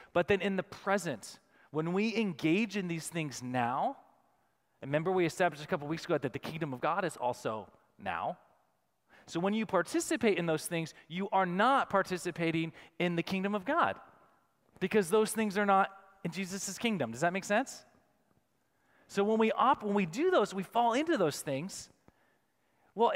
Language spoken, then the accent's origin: English; United States; us as American Christians